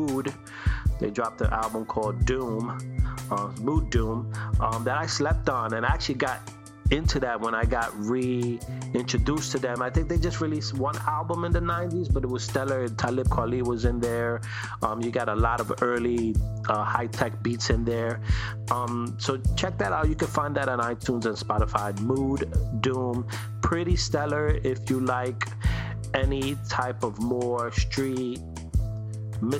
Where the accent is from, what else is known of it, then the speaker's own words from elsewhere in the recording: New York City, New York, United States; I'm East Coast, 80s, 90s, born and bred in Brooklyn